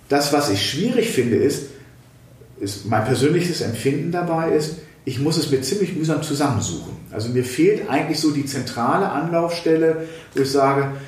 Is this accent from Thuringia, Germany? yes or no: yes; Thuringia, Germany; Da kann man natürlich als Thüringer da sagen, boah, ja, gut, eine Bundesratsinitiative wäre gut.